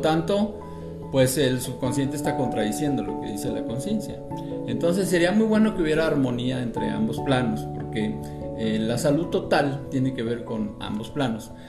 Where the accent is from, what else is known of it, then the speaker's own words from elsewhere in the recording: northern Mexico, Mexico; moved away; also born or lived in Monterrey / Veracruz; Yo soy norteño de nacimiento, aquí en, el país México, en el norte de México